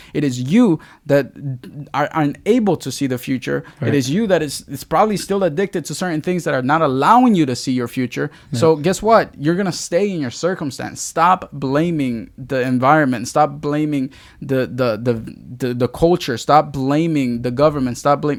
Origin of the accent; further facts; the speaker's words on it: Baltimore, Maryland, United States; It was the town that I grew up in. It was the school that I grew up in. It was because I grew up in Baltimore.